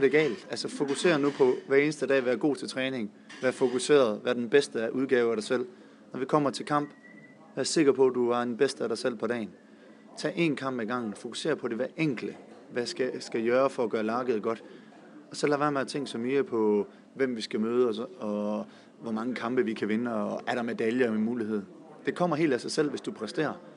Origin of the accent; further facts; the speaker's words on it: Denmark; moved away as an adult; now in Sarpsborg, Norway; jeg kommer også fra Danmark